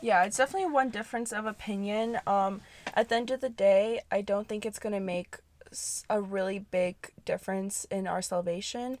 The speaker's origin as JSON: {"language": "English", "country": "United States", "tie": "born or raised there", "said": "we grew up in america speaking a different language"}